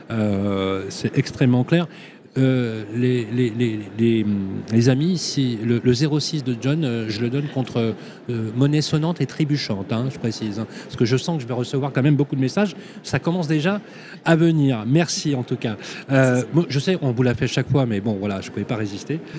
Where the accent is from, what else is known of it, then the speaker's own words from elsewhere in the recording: Belgium; also born or lived in Brussels; Oui, je suis belge.